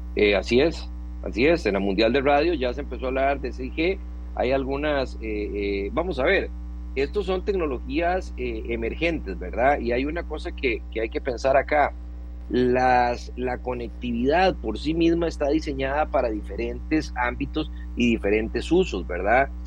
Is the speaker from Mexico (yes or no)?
no; Costa Rica; como costarricense